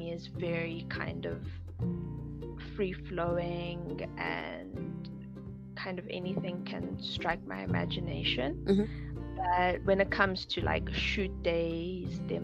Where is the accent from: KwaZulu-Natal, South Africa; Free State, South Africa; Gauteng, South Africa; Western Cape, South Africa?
Gauteng, South Africa; Johannesburg; I'm from Johannesburg, South Africa. I'm born and bred here